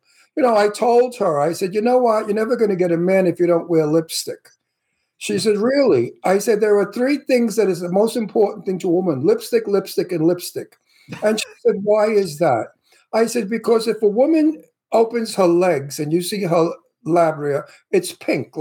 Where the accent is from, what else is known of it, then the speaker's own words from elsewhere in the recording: New York City, New York, United States; accent: Brooklynese; now in Palm Springs, United States; I'm from New York, from Brooklyn. You probably have difficulty with my accent like I have one with yours because I speak Brooklynese